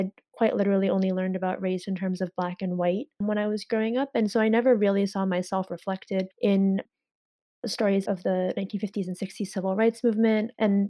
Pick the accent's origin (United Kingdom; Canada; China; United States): China; born there; I knew that I was adopted from China.